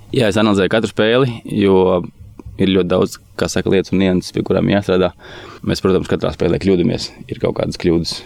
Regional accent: Olaine, Olaine Municipality, Latvia; also born or lived in Riga / Mārupe; Esmu no Rīgas, dzimis Rīgā. Varētu teikt, ka pirmos savus 15, 16 dzīves gadus eh, nodzīvoju Olainē

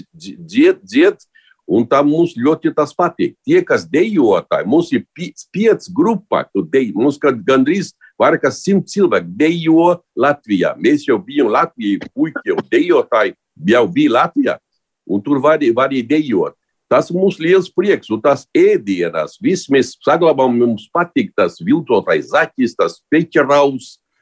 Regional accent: Brazil; Es esmu dzimtēta, es esmu braziliets.

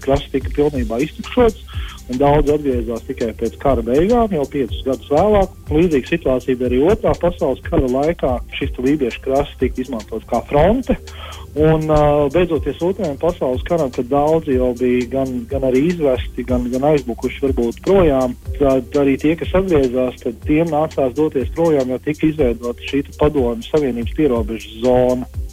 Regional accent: Livonian Coast, Latvia; es biju uh, reģistrā, reģistrēts kā lībietis

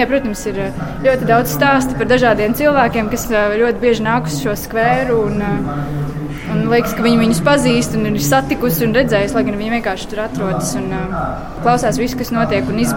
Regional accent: Latvia; Sāra ir no Trīs. Serbijas, Milašs ir no Melnkalnes un es esmu no Latvijas.

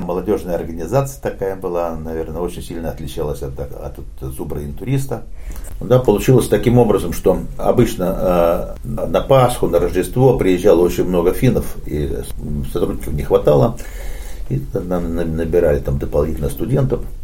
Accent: Saint Petersburg, Russia; moved away as an adult; now in Finland; Родом я из Питера

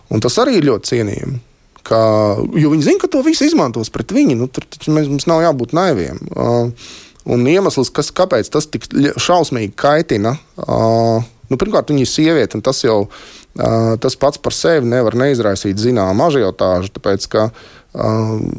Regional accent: Latvia; pēc tautības esmu latvietis, uh, mīlu savu dzimteni

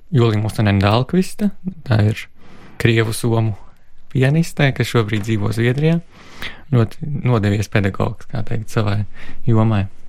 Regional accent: Latvia; also born or lived in Sweden

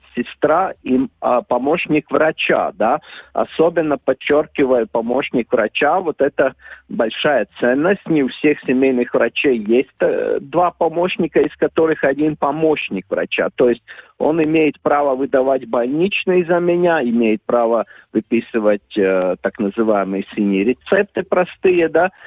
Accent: Ventspils, Latvia; also born or lived in Riga; мой родной город Венспилс

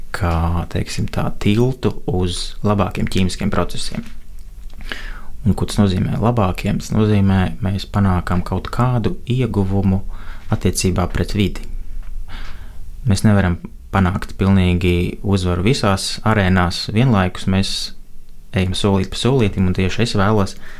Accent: Cēsis, Vidzeme, Latvia; no Cēsī, no kurienes es nāku

